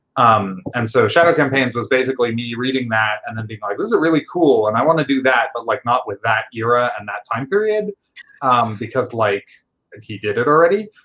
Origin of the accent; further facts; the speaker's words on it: Westchester, New York, United States; moved away as an adult; also born or lived in Pittsburgh; now in Seattle, United States; I grew up in Westchester, so a little bit north of New York City.